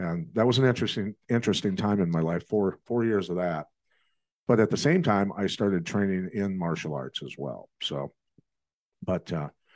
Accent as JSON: {"language": "English", "town": "Bettendorf", "region": "Iowa", "country": "United States", "tie": "born or raised there", "said": "I grew up in Bettendorf, Iowa"}